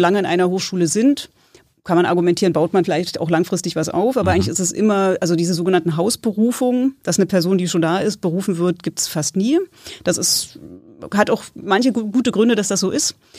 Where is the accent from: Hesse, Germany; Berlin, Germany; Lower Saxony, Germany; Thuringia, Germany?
Berlin, Germany; moved away as an adult; now in Greifswald, Germany; ich komme ursprünglich hier aus Berlin